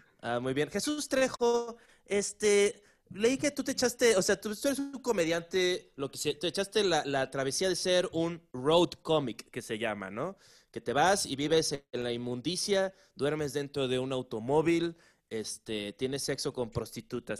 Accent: Acapulco, Guerrero, Mexico; moved away; soy, de Acapulco Guerrero, pues. O sea, no, no soy de la gran ciudad como ustedes.

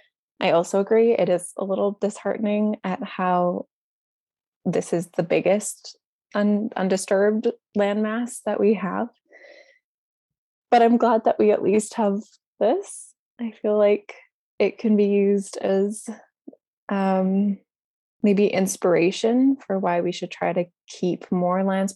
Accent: Kamloops, British Columbia, Canada; also born or lived in Fort Nelson; So I'm from BC. I'm from Kamloops, which is in the southern interior. And right now I'm in Fort Nelson for some work for my master's.

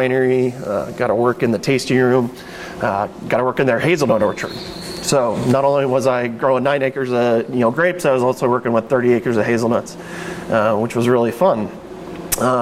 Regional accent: Salem, Oregon, United States; I grew up down in West Salem, which is about 30 minutes from the winery here.

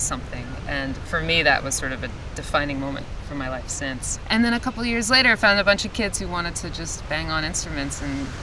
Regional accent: Metuchen, New Jersey, United States; also born or lived in Mahwah, New Jersey / Williamsburg, Brooklyn, New York; now in Asbury Park, United States; I grew up in Metuchen, which is north of here

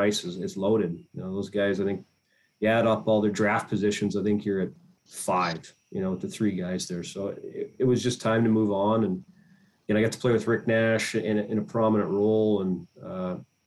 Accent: Edmonton area, Alberta, Canada; moved away as an adult; in Edmonton was my hometown kind of area team

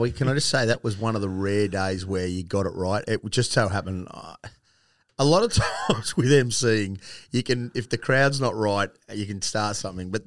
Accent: New South Wales, Australia; also born or lived in Sydney / Yass; now in Queensland, Australia; I'm from New South Wales. Shock horror. I'm not a Queenslander

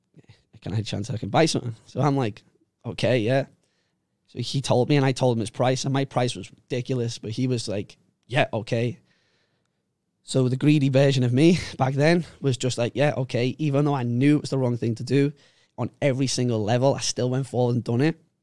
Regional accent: Liverpool, North West England, United Kingdom; moved away as an adult; now in Phuket, Thailand; I grew up in Liverpool, uh, in a place called Walton, Walton and Bootle.

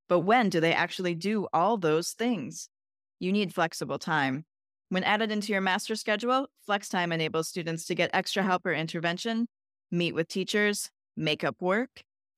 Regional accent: Madison, Wisconsin, United States; I grew up in Wisconsin near Madison.

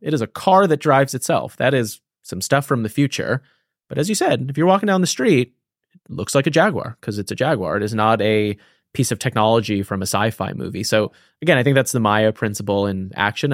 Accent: East Coast, United States; moved away as an adult; now in San Francisco, United States; I grew up on the East Coast.

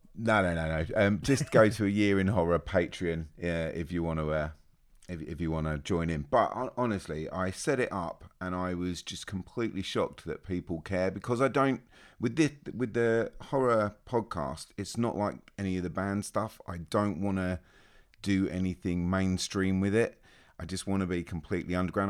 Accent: Australia; I'm Australian.

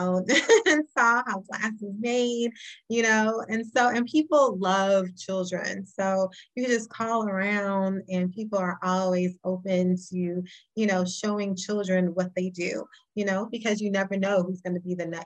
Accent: Chicago, Illinois, United States; I'm from Chicago

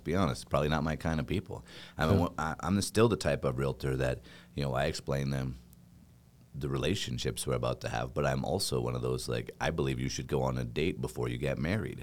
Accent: Boise, Idaho, United States; moved away; I grew up on a farm in a little town, uh, or else in Boise, which honestly, Boise is a little town

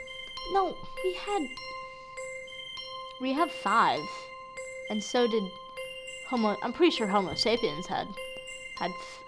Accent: Omaha, Nebraska, United States; I'm from Omaha

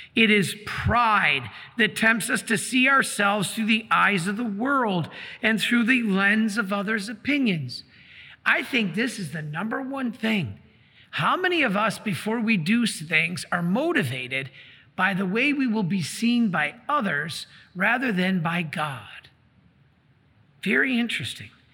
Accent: Detroit, Michigan, United States; I'm from Detroit.

